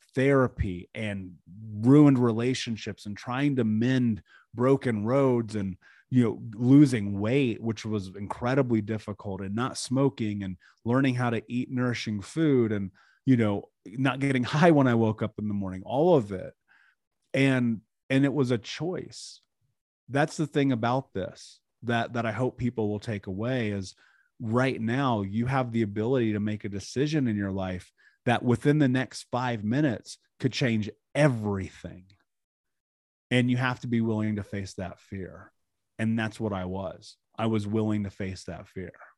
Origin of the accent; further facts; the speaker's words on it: Indiana, United States; I grew up in America, in Indiana, in the middle of the country.